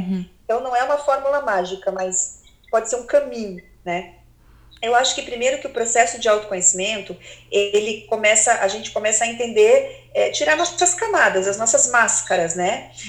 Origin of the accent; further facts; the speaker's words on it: Curitiba, Paraná, Brazil; sou de Curitiba, morei em Curitiba quase a vida inteira